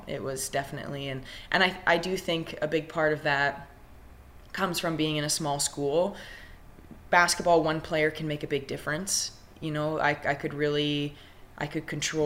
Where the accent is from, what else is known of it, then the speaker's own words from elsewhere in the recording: Ryley, Alberta, Canada; I grew up in Riley, Alberta. It's a town of between 400 and 500, about 45 minutes to an hour east of Edmonton